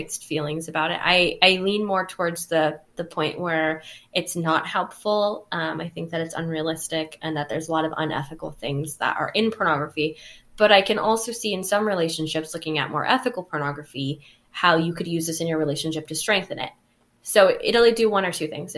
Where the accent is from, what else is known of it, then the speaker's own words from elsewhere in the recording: California, United States; I'm from California, and as a culturally responsible therapist